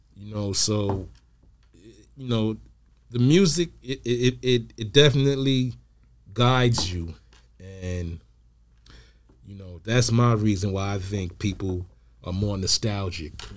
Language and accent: English; New York City, New York, United States; I'm from New York